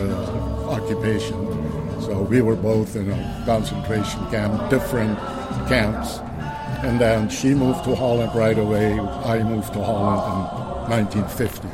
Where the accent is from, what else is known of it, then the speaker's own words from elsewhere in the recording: Central Java, Indonesia; moved away; also born or lived in Netherlands; I was born in Central Java.